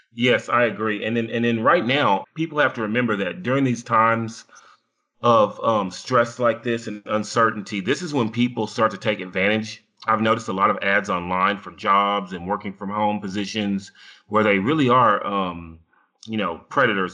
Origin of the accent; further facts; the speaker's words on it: United States; I am an American